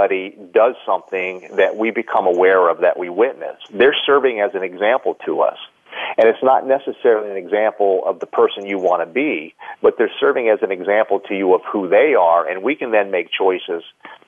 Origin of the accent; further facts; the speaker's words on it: United States; I was born in the United States.